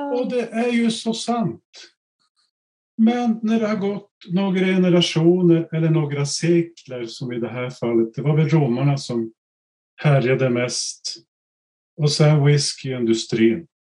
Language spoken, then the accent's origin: Swedish; Norrbotten County, Sweden; Vi var ett gäng från Norrbotten